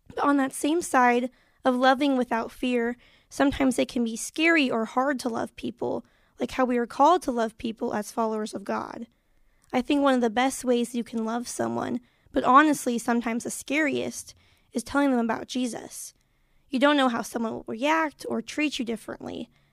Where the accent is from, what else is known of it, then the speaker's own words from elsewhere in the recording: Marion, Illinois, United States; I'm from Marion, Illinois